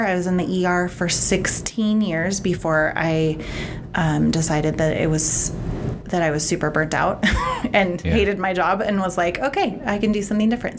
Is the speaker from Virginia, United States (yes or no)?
no; Gresham, Oregon, United States; I was born and raised in Gresham.